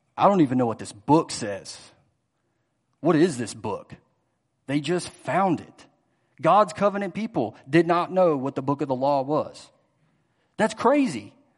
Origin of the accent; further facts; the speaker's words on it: Greenville, South Carolina, United States; moved away as an adult; now in Louisville, United States; I grew up in Greenville, South Carolina, Greenville, Spartanburg area.